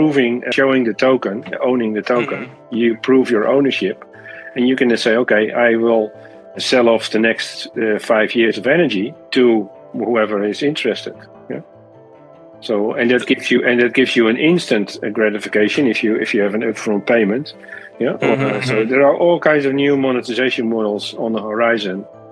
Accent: Netherlands; my home country in the Netherlands

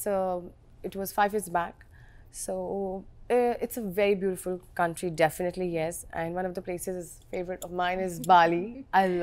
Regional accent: Kolkata, West Bengal, India; I'm from Kolkata.

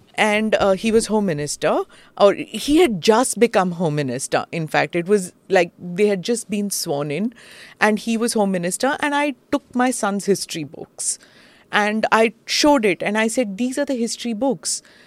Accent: Karnataka, India; I'm from Karnataka, I've heard from aunts and uncles

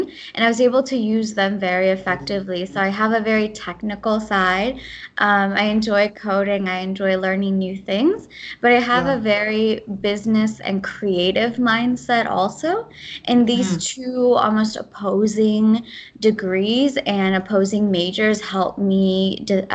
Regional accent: United States; first language Gujarati; English is a second language; also born or lived in India; I was born in America, but growing up, my parents spoke Gujarati at home

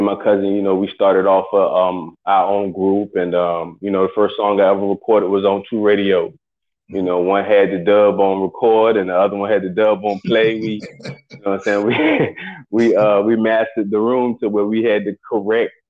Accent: Chesapeake, Virginia, United States; also born or lived in Portsmouth, Virginia; I'm originally from right here in Virginia, born and raised in Chesapeake, Portsmouth

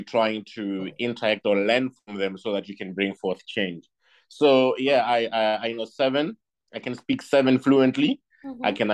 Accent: South Africa; I'm South African, I'm probably because I'm meeting you outside the borders or the boundaries of South Africa where I'm from

